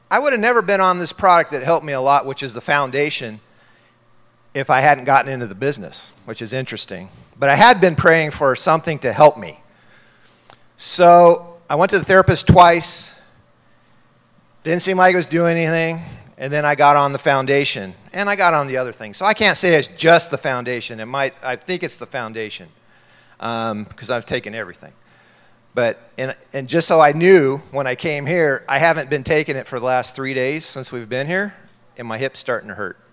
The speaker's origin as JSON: {"language": "English", "town": "San Diego", "region": "California", "country": "United States", "tie": "born or raised there", "moved": "yes", "lives_now": "Rexburg, United States", "said": "I'm originally from San Diego. I grew up in San Diego"}